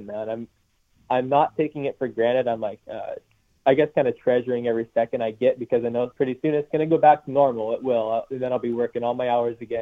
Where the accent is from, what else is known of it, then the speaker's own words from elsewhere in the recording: Puyallup, Washington, United States; also born or lived in Oregon; I've lived here my whole life. I was born in Puyallup at Good Sam. And I've bounced between Washington and Oregon my whole life